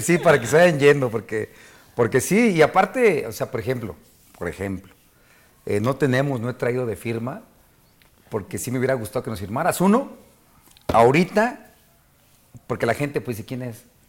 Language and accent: Spanish; Mexico; Somos mexicanos y yo crecí